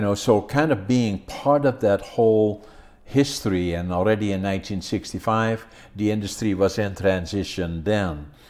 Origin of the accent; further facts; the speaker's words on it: Netherlands; moved away as an adult; now in Prince George, Canada; I was born in Holland, working in lumber industry